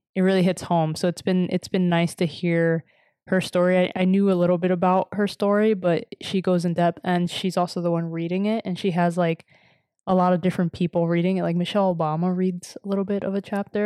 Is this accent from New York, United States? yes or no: yes; New York City, New York, United States; moved away; I grew up in Washington Heights